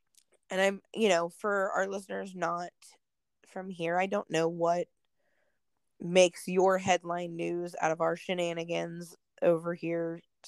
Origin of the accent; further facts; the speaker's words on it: United States; just here as an American